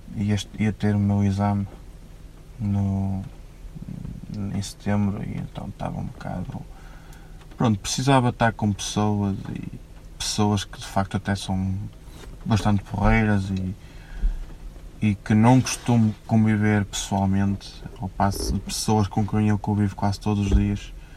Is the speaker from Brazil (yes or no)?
no; Felgueiras, Norte, Portugal; eu sou de Felgueiras